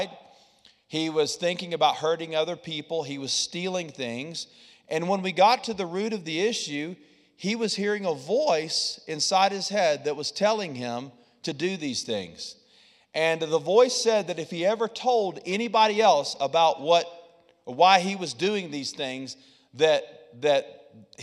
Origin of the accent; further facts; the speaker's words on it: the South, United States; I'm from the South